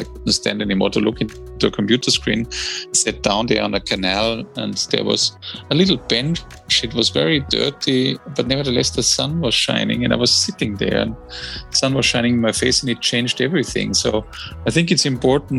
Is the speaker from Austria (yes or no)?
yes; Austria; now in London, United Kingdom; I'm also building a small little house in my home country, Austria